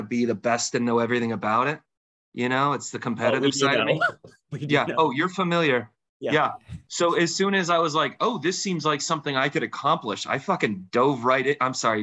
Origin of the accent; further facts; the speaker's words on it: Arizona, United States; also born or lived in New England; grew up in Arizona